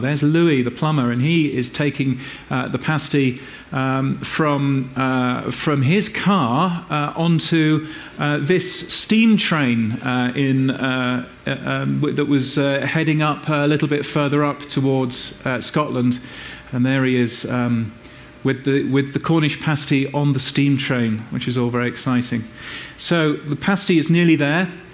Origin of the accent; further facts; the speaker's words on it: Brisbane, Queensland, Australia; my hometown of Brisbane in Australia